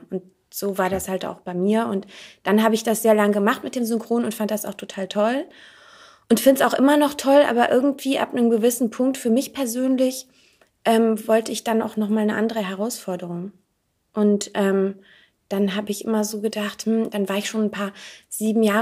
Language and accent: German; North Rhine-Westphalia, Germany; Aus der Nähe von Aachen.